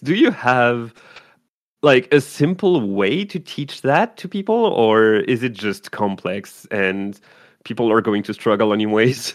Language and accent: English; France; English is a second language; moved away as an adult; also born or lived in Quebec; I was born in France, so I'm used to um, vouvoiement, um, but also I lived uh, five years in Quebec